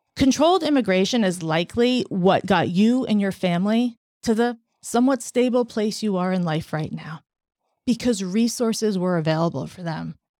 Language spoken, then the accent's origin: English; United States